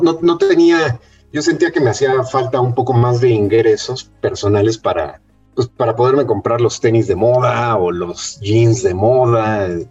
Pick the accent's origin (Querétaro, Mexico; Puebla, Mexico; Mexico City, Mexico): Mexico City, Mexico; yo soy nacido en la Ciudad de México